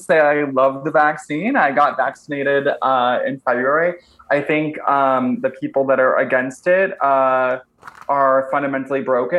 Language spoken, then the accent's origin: English; Ventura, California, United States; But yeah, I grew up in Ventura, California, which is an hour north of Los Angeles, which is very like quintessential sleepy beach town, like blue collar vibes.